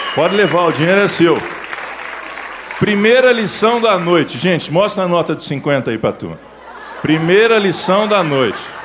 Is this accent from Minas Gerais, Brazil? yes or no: yes; Belo Horizonte, Minas Gerais, Brazil; sou nascido em Belo Horizonte, criado em Belo Horizonte